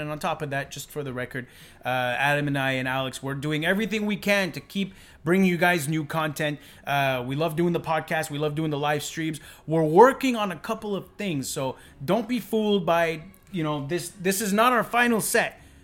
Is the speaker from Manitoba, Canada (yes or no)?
no; Montreal, Quebec, Canada; we're from Montreal.